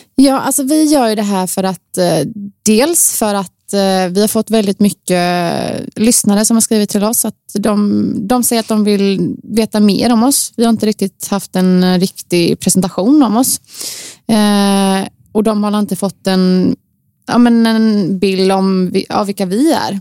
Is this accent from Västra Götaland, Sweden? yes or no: yes; Gothenburg, Västra Götaland, Sweden; Jag är född och uppvuxen i Torslanda, i Göteborg